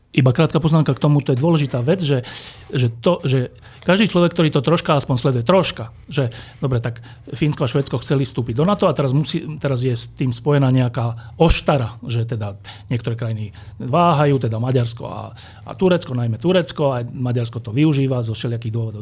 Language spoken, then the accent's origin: Slovak; Slovakia; ja ako Slovák